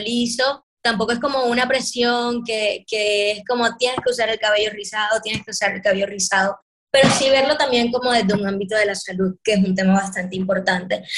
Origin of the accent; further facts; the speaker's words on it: Caribbean Region, Colombia; los colores que nos representan en el Caribe